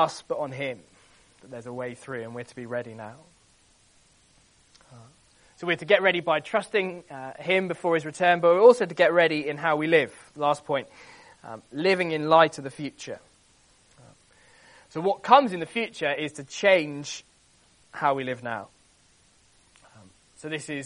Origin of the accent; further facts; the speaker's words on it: London, United Kingdom; I was born in Lambeth